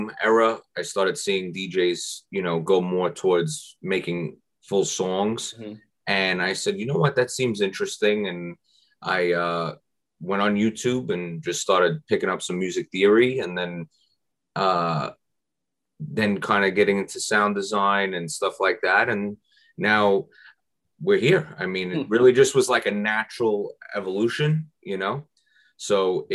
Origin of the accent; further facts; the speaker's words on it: New York City, New York, United States; I'm New York. I'm born.